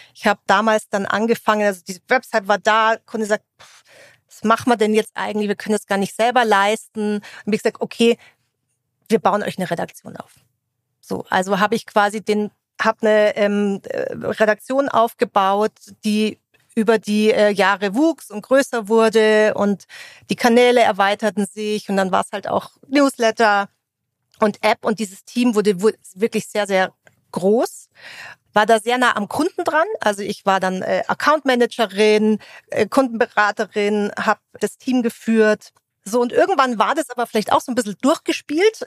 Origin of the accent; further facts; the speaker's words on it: Munich, Bavaria, Germany; Eigentlich komme ich aus dem Münchner Umland. So ein echter Münchner würde sagen, das gilt gar nicht. Habe aber natürlich auch viel Zeit in München verbracht, äh, bin da zur Schule gegangen